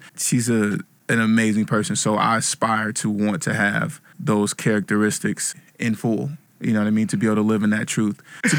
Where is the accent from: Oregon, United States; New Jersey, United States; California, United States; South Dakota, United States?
California, United States; Vallejo; now in New York, United States; From Vallejo, California.